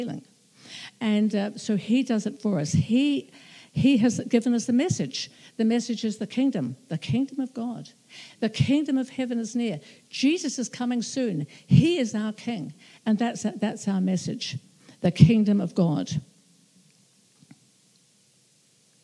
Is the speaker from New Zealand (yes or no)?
yes; New Zealand; being a New Zealander